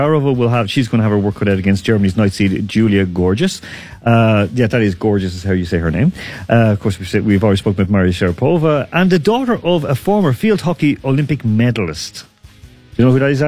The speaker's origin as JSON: {"language": "English", "town": "Dublin", "region": "Leinster", "country": "Ireland", "said": "we're both from Dublin"}